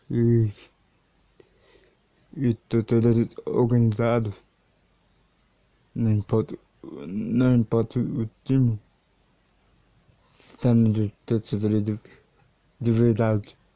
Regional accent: São Paulo, Brazil; born there; Eu já nasci em São Paulo.

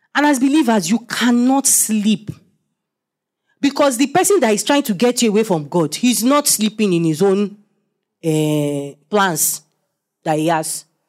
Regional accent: Nigeria; I'm a Nigerian

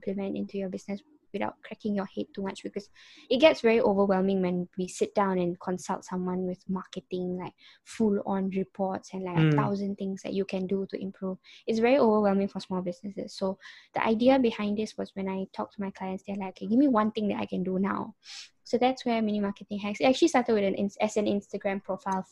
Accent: Brunei; also born or lived in Singapore / Malaysia; born in Singapore, raised in Brunei and Malaysian citizen

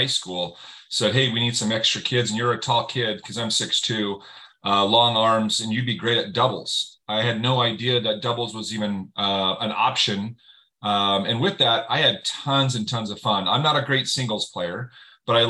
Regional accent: Utah, United States; I'm from Utah. I was in a small town, 2A classification, and 5A is the biggest in Utah

